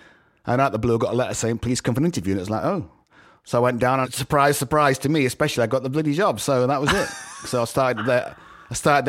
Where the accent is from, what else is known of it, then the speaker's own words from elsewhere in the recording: Knaresborough, Yorkshire and the Humber, United Kingdom; also born or lived in Edinburgh; now in Los Angeles, United States; born in Edinburgh, but I lived most of my life in North Yorkshire, in Knaresborough, which is close to Harrogate, which is close to Leeds.